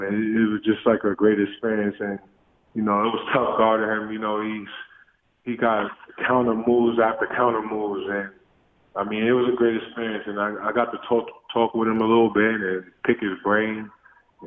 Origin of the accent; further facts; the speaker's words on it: New York City, New York, United States; Growing up in Coney Island, you know, it's tough.